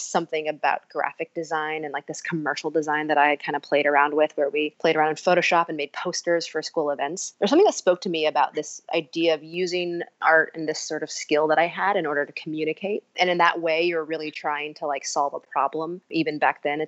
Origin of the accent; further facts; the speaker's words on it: Fort Wayne, Indiana, United States; also born or lived in Columbus, Ohio; I am from Fort Wayne, Indiana. I grew up in the Midwest